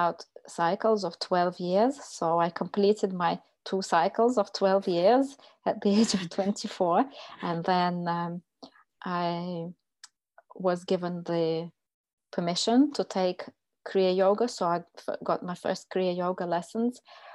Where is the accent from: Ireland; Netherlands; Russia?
Russia; moved away as an adult; now in United Kingdom; I'm originally from Russia.